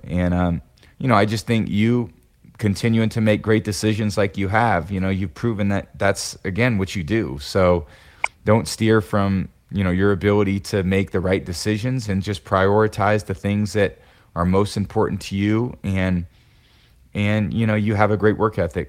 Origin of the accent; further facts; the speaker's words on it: Bay Area, California, United States; moved away as an adult; also born or lived in Boston; growing up in the Bay Area, NorCal kid, you know, I grew up with the Niners as my team